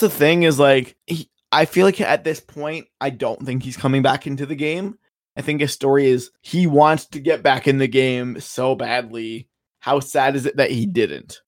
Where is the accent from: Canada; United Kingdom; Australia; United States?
Canada; I'm Canadian